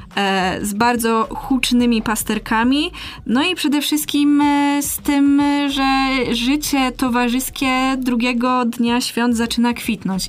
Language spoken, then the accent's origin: Polish; Masovian Voivodeship, Poland; moved away as an adult; now in Poznań, Poland; ja jestem z małego miasta